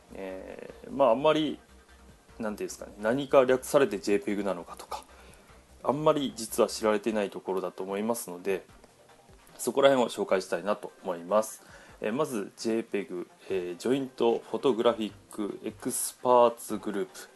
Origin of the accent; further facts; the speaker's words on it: Fukuoka, Japan; also born or lived in Tokyo; 福岡県じゃ在住。えー、まあ、福岡生まれで、えー、その後、まあ、十八から、えー、二十五歳までか。七年間東京に行ってたんですけど、えー、その後、福岡に戻ってきまして